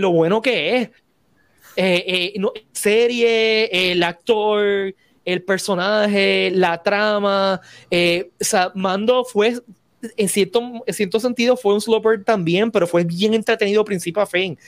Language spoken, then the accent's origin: Spanish; Puerto Rico